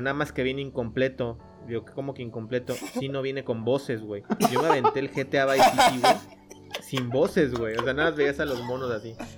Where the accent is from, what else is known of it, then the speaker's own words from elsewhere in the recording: Cancún, Quintana Roo, Mexico; nosotros que somos de Cancún